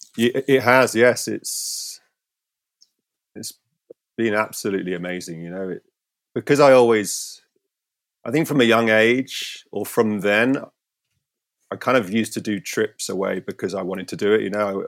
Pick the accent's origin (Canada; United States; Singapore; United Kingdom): United Kingdom; St Ives, South West England; my hometown. I grew up here in Saint Ives